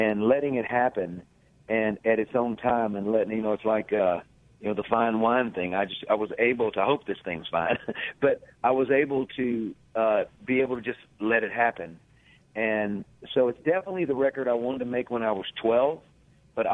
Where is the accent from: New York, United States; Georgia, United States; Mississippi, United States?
Mississippi, United States; also born or lived in Nashville, United States; remembering my life growing up in Mississippi and in the Delta. Always had one foot in Nashville and one foot in the Delta